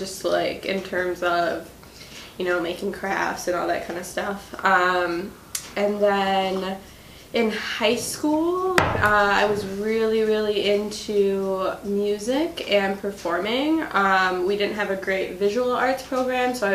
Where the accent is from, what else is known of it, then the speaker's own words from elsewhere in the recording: Whitewater, Wisconsin, United States; I'm from Whitewater, Wisconsin